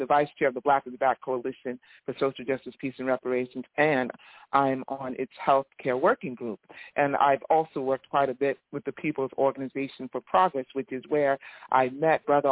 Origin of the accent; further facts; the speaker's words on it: East Orange, New Jersey, United States; I'm a longtime community activist out of New Jersey, in the Newark area. I'm from East Orange